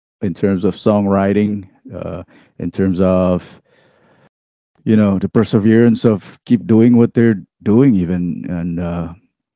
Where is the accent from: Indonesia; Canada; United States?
Indonesia; moved away; I grew up in Indonesia